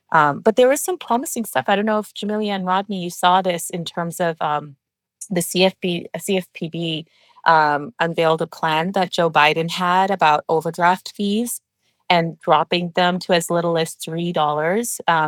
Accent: Pakistan; born there; moved away; You know, I'm from Pakistan. That's where I was born.

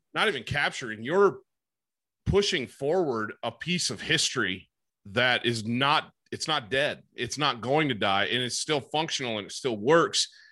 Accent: Great Lakes area in Michigan, United States; I grew up in the Great Lakes area in in Michigan

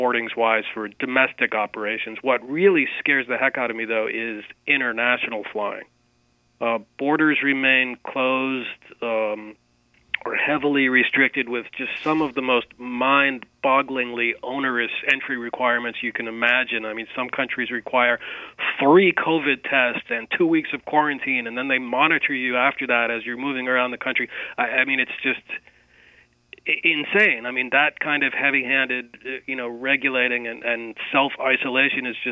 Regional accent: Boston, Massachusetts, United States; Boston has, my hometown airport, the airport I grew up

